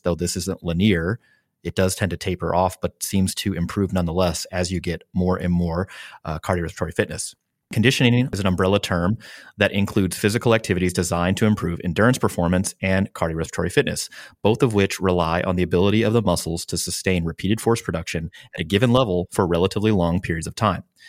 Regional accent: Midwest, United States; now in San Diego, United States; I'm from the Midwest

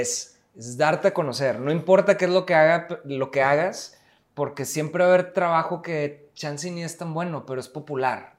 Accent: Mexico; como somos los mexicanos

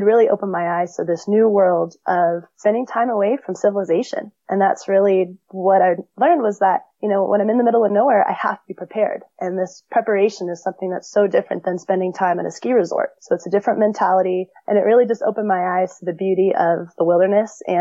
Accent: Big Bear, California, United States; Uh, in California, yep. So I grew up near Big Bear. I went up to Big Bear a couple times a year when I was younger

